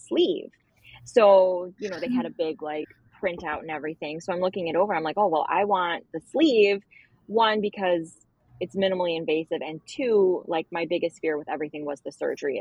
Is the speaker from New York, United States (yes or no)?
yes; Buffalo, New York, United States; I'm from Buffalo